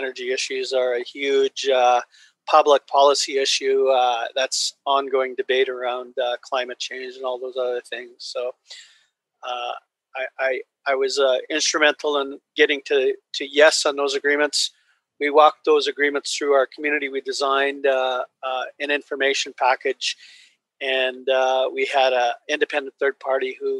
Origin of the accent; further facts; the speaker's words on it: Simpcw First Nation, British Columbia, Canada; I'm from the Simp First Nation. We're one of 16 nations that make up the Shuswap Nation